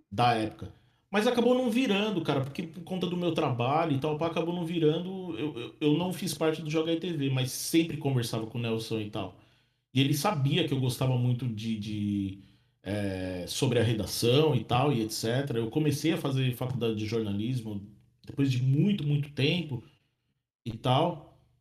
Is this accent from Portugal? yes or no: no; Santo André, São Paulo, Brazil; moved away as an adult; now in Ireland; eu sou de Santo André, né? Na Grande São Paulo